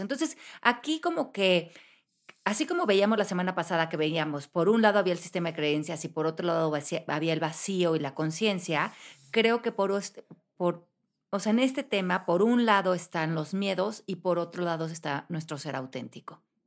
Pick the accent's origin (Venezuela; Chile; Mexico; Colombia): Mexico; moved away as an adult; cuando yo me fui de México a los 28 años